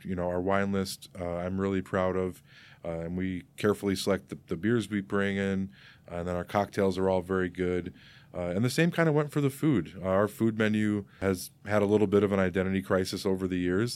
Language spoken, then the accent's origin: English; Geneva, Illinois, United States; also born or lived in Saint Charles, Illinois; I grew up in Geneva